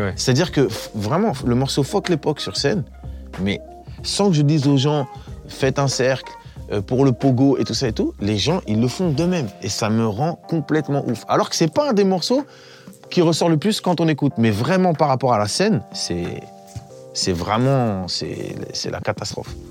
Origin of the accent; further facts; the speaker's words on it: Évry, Île-de-France, France; je viens d'Evry à la base